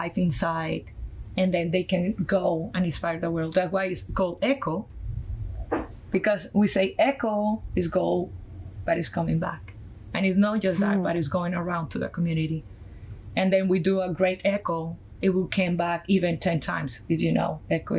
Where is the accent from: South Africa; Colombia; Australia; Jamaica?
Colombia; accent: Colombian; English is a second language; moved away as an adult; my background from Colombia, South America, my accent is from there. I went to school there to do architecture